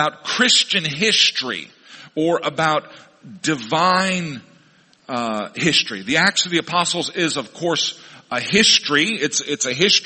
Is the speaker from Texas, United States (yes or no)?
no; Missouri, United States; moved away; my hometown in Missouri.